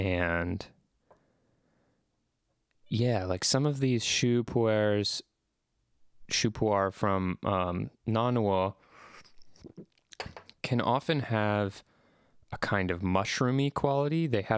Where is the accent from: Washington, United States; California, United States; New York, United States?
Washington, United States; Seattle; But for a while in my childhood, I grew up in Seattle. For about 4 years, I lived in Seattle, Washington.